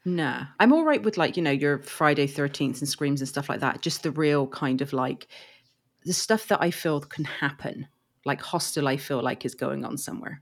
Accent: England, United Kingdom; I'm from England, as you can probably tell by my, uh, accent.

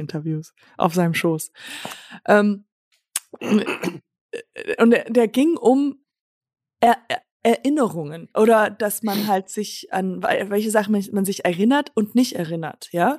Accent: Germany; accent: German; moved away; also born or lived in Los Angeles, United States; dass ich Deutsche bin

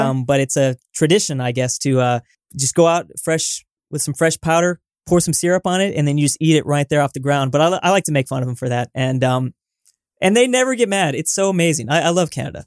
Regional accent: Southern California, United States; I'm from Southern California

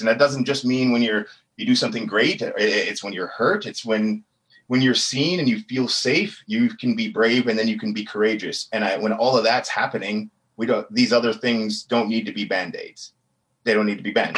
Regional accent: Edmonton, Alberta, Canada; also born or lived in Amber Valley, Alberta; So home for me was Amber Valley, where my dad was born, now Edmonton.

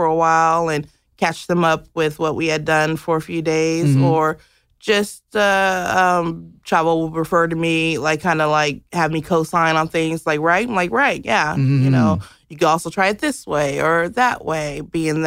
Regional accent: Los Angeles, California, United States; I'm from Los Angeles.

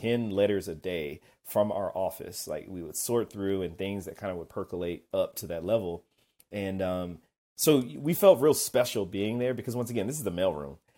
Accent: Kennesaw, Georgia, United States; I'm from Kennesaw, Georgia. But that's where I grew up outside of Atlanta.

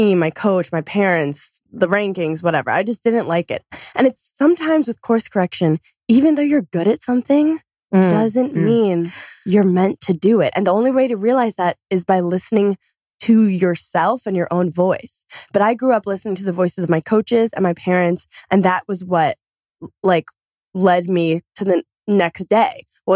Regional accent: New York City, New York, United States; I'm from Brooklyn, New York

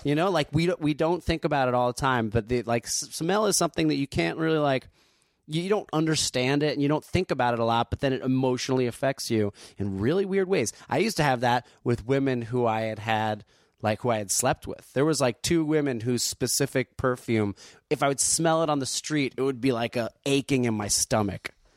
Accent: Asbury Park, New Jersey, United States; moved away; also born or lived in Neptune, New Jersey; I grew up in Jersey

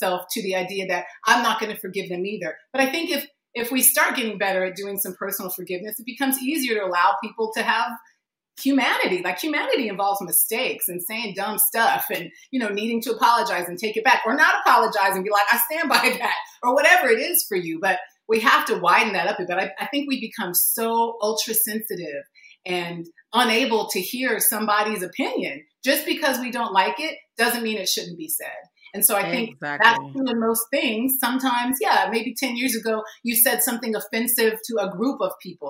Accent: United States; I was born here. I am an American

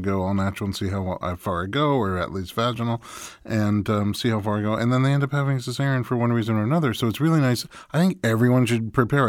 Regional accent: New York, United States; moved away as an adult; now in California, United States; I'm from New York, where at least when I grew up there it was

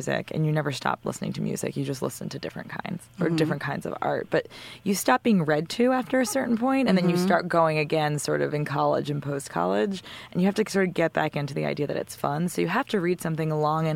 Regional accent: White Plains, New York, United States; I grew up in White Plains

